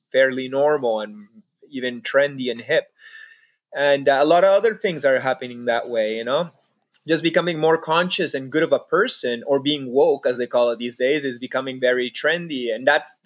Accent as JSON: {"language": "English", "country": "Peru", "tie": "born or raised there", "also_born_or_lived": "Canada", "moved": "yes", "said": "I grew up in Peru. I consider myself Peruvian."}